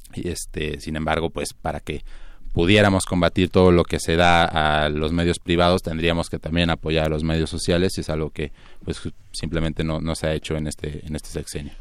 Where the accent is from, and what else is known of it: Mexico